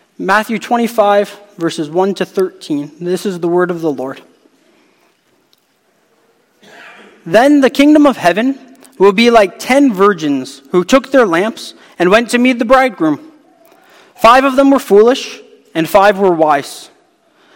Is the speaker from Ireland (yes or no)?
no; Hamilton, Ontario, Canada; I'm from Hamilton, Ontario